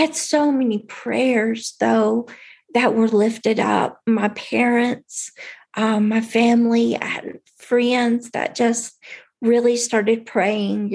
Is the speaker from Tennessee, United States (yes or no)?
yes; Tennessee, United States; I grew up in Tennessee